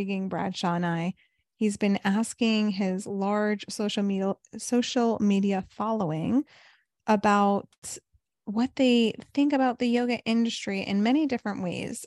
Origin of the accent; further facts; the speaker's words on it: New York, United States; also born or lived in California / South Florida; now in Chicago, United States; I'm originally from New York